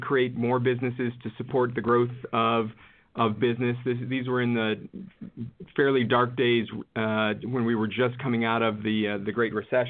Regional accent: Cleveland, Ohio, United States; my hometown of Cleveland

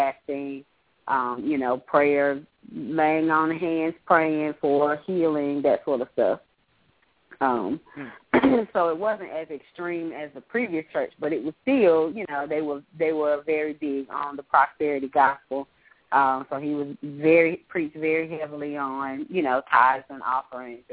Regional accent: Greensboro, North Carolina, United States; my hometown in Greensboro

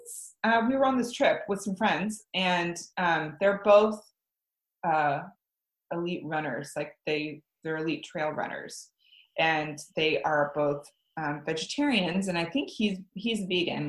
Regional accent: Midwest, United States; moved away as an adult; also born or lived in Lawrence, Kansas / Denver / San Francisco; now in Guemes Island, United States; growing up in the Midwest

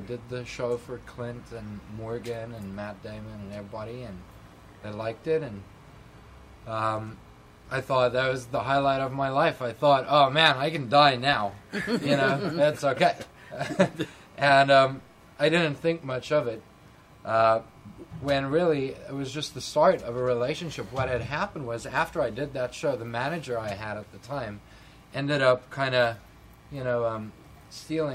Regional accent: South Africa; moved away as an adult; now in California, United States; as a South African, I was born and raised there

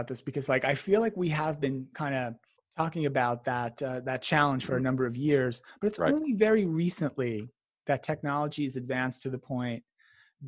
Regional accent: New Jersey, United States; I grew up in New Jersey

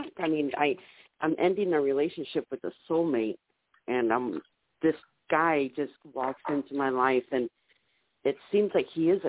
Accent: San Diego, California, United States; Hi, I'm from San Diego.

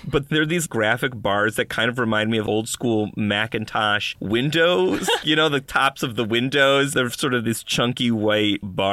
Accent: Buffalo, New York, United States; I'm from Buffalo, New York, where, of course, we're famous for our snows

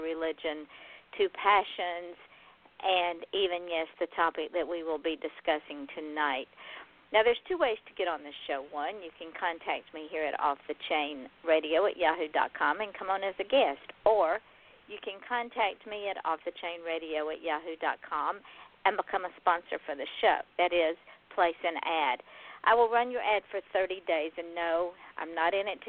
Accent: Georgia, United States; my home state of Georgia

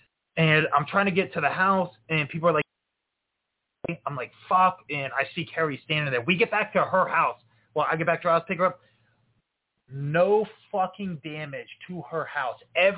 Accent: Florida, United States; now in Iowa, United States; I'm from Florida.

